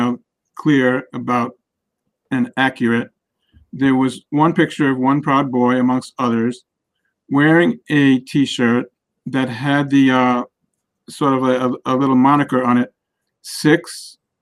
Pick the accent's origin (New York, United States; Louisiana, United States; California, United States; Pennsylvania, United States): New York, United States; Great Neck; I grew up in Great Neck, fairly affluent, we were well off